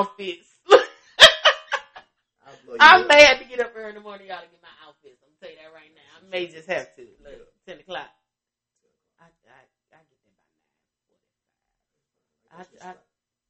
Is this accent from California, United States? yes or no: no; Chicago, Illinois, United States; I'm from Chicago